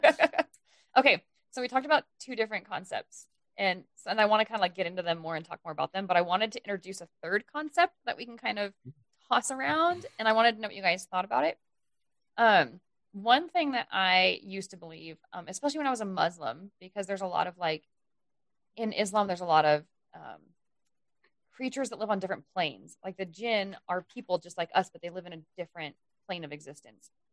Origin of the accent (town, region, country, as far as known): United States